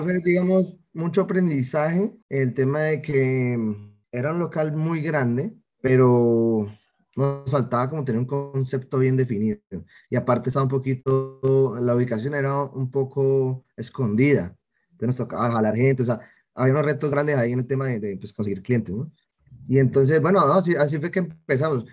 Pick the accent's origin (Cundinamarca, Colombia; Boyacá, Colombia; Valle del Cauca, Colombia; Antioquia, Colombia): Valle del Cauca, Colombia; Cali; also born or lived in Florencia, Caquetá; yo nací en Florencia, Caquetá, eh, acá en Colombia, me trajeron de un año para Cali, entonces me considero como muy caleño, llevo 27 años aquí